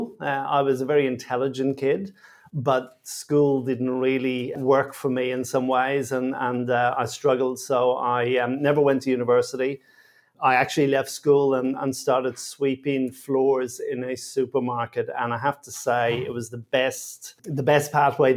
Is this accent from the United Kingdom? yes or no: no; Dublin, Leinster, Ireland; now in Sydney, Australia; I grew up in Dublin in Ireland